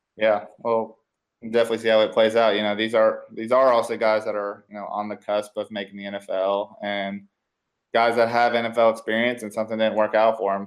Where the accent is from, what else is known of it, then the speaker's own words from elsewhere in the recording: Nashville, Tennessee, United States; moved away; I'm originally from Nashville